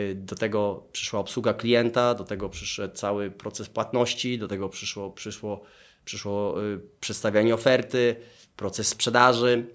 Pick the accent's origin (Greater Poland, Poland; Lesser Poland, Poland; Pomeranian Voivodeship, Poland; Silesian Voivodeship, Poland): Lesser Poland, Poland; Dąbrowa Tarnowska; moved away as an adult; also born or lived in England; Pochodzę z Dąbrowy Tarnowskiej, tam jest mój dom rodzinny.